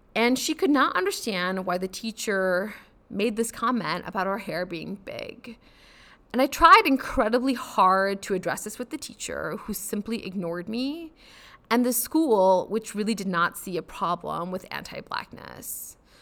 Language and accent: English; United States; moved away as an adult; I am of South Asian descent, so I'm South Asian American